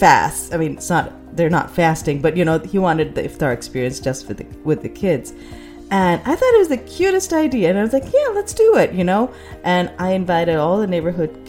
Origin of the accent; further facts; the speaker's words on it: Pakistan; moved away; also born or lived in United States; when I was growing up in Pakistan